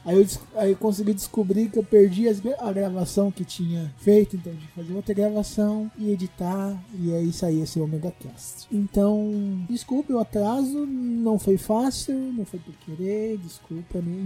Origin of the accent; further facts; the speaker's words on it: Barueri, São Paulo, Brazil; na cidade onde eu nasci, Barueri